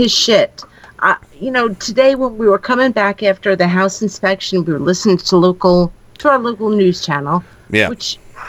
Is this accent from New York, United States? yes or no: yes; New York, United States; I'm from New York.